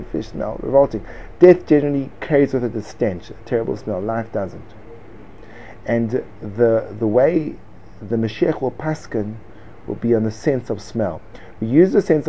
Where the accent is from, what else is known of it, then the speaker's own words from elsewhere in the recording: United States; I am an American and I say it like Americans say it.